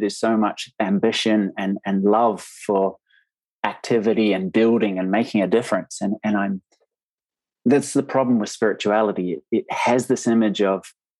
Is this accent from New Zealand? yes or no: yes; New Zealand; accent: Kiwi; moved away as an adult; now in United Kingdom; I am from New Zealand. I'm living in the UK now with my family